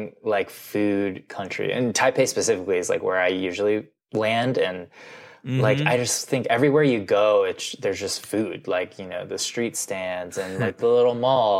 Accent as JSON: {"language": "English", "region": "Midwest", "country": "United States", "tie": "born or raised there", "said": "like growing up in the Midwest, which was like, yeah, I loved processed cereals and Cinnamon Toast Crunch, Reese's Puffs, like Captain Crunch"}